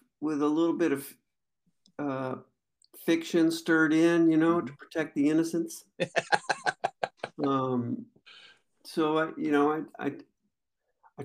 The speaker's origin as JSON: {"language": "English", "town": "Skyway", "region": "Washington", "country": "United States", "tie": "born or raised there", "also_born_or_lived": "Renton, Washington / Tacoma, Washington", "lives_now": "Seattle, United States", "said": "I was born in Renton, Washington, and then, when I was about three years old, we moved up to a place called Skyway, which is, you know, it's something between Seattle and Renton"}